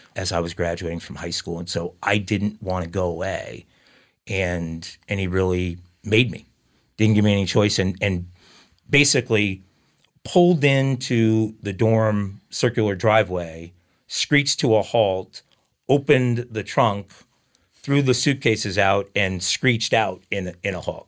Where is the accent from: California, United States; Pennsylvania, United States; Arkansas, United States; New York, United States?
New York, United States; Long Island; also born or lived in Islip, New York / Babylon, New York; I grew up in Long Island